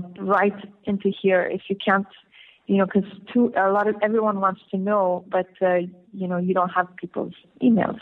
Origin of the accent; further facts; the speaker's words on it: Beirut, Beirut Governorate, Lebanon; also born or lived in south Lebanon; my experiences growing up in Beirut